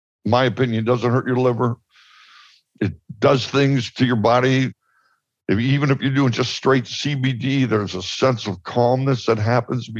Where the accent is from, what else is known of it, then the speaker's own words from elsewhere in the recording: Chicago, Illinois, United States; I'm from Chicago